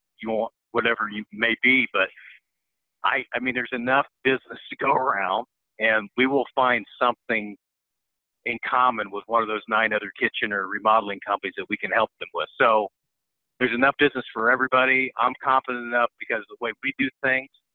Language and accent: English; Bloomington, Indiana, United States; So I came from Southern Indiana. I grew up in Bloomington. It's about 50 miles south of Indianapolis